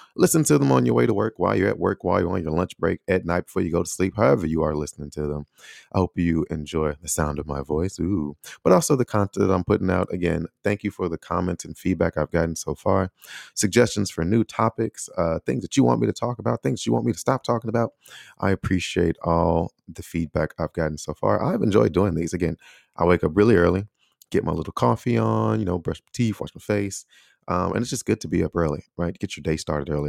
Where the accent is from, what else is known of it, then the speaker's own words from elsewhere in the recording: Chicago, Illinois, United States; moved away as an adult; now in Taiwan; the city of Chicago, that's actually from the neighborhood or the surrounding area that I grew up in.